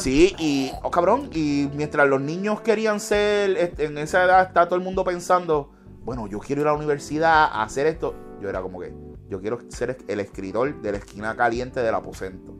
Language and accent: Spanish; Hatillo, Puerto Rico; moved away as an adult; also born or lived in Camuy, Puerto Rico; yo me crié en Pajuil y en el clan de Atillo